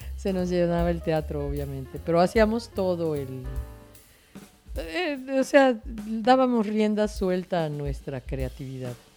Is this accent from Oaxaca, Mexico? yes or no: no; Mérida, Yucatán, Mexico; Yo soy santiaguera, junto con mis amigos de la cuadra